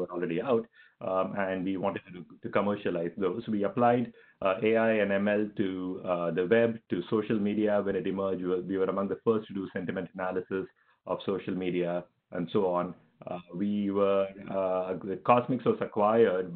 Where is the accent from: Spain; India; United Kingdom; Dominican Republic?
India; Chennai, Tamil Nadu; moved away as an adult; also born or lived in Stanford; I'm from India. Grew up in Chennai in India.